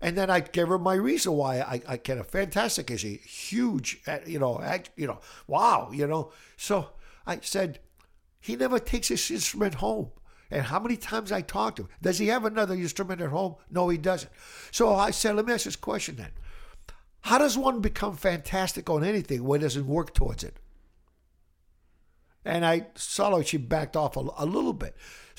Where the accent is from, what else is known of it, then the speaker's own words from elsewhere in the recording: Brockton, Massachusetts, United States; also born or lived in Italy; I grew up in Brockton. Actually, I was born in Italy. And then I came here when I was 9 years old.